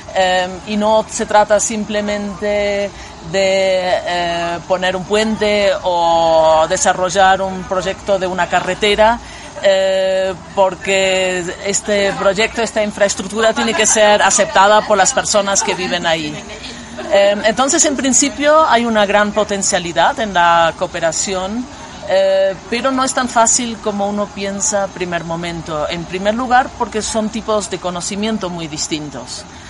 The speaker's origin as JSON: {"language": "Spanish", "country": "Germany", "lives_now": "Berlin, Germany", "said": "yo soy antropóloga alemana"}